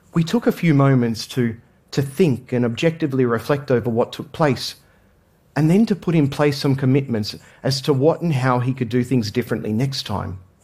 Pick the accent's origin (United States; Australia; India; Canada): Australia; I grew up in Australia